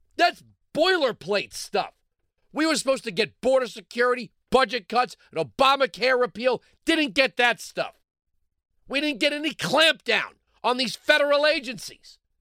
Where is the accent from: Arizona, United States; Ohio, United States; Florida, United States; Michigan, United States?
Florida, United States; Hollywood; moved away; also born or lived in Fort Walton Beach, Florida; I was born in Hollywood